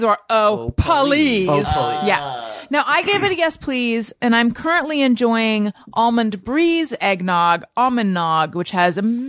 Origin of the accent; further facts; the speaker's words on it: Orange County, California, United States; I grew up in Orange County.